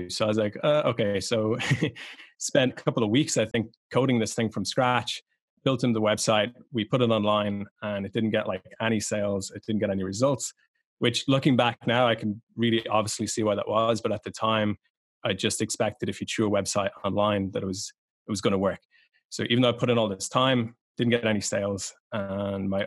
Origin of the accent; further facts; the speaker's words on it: Ireland; So I grew up in Ireland. Um, my whole family are kind of old tradesmen.